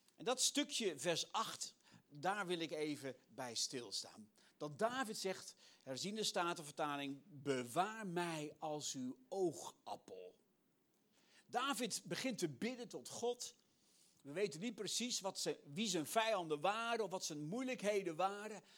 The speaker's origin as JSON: {"language": "Dutch", "country": "Netherlands", "said": "als Nederlander"}